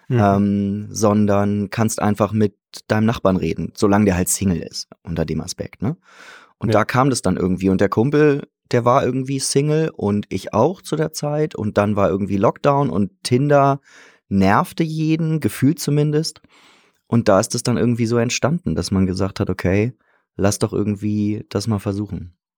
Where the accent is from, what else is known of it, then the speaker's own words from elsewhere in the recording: Hamburg, Germany; now in Salzburg, Austria; Ich bin Hamburger eigentlich